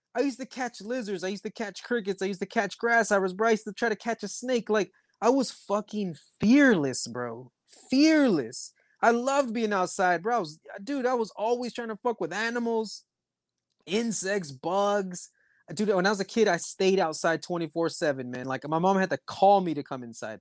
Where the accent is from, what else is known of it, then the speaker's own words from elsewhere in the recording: Texas, United States; I'm American, bro, from Texas